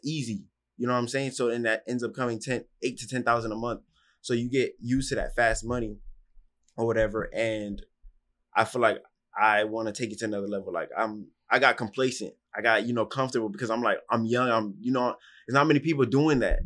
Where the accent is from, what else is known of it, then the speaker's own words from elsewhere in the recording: Miami, Florida, United States; I grew up in Miami, Florida